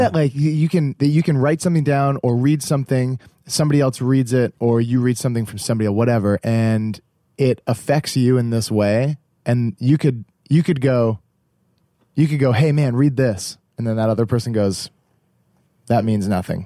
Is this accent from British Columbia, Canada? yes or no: no; Halifax, Nova Scotia, Canada; we're from Halifax